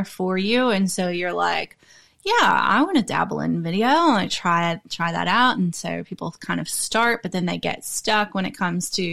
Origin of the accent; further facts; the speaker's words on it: the South, United States; moved away as an adult; now in Australia; I grew up in America. I grew up in the South. And then I moved to Australia when I was 21 years old